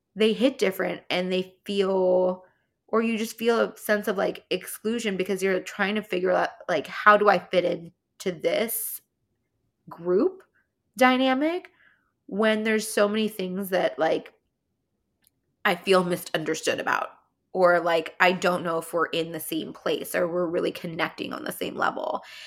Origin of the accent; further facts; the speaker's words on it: California, United States; accent: California; my California accent